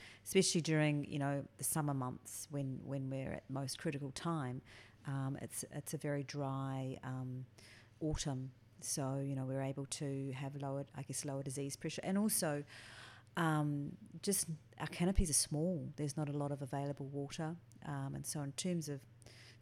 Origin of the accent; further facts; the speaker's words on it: west coast near Wellington, New Zealand; I was born in New Zealand. actually not that far from Martinborough, but on the other coast